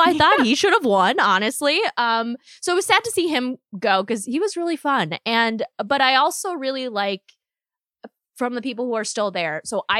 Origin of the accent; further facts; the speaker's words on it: United States; I'm Korean American.